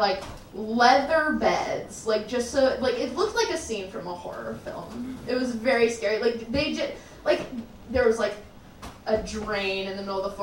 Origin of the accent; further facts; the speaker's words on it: El Paso, Texas, United States; I grew up in El Paso, Texas